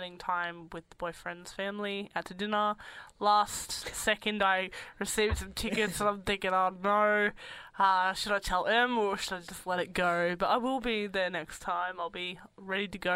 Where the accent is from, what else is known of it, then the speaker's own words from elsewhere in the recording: Victoria, Australia; I'm from Victoria as well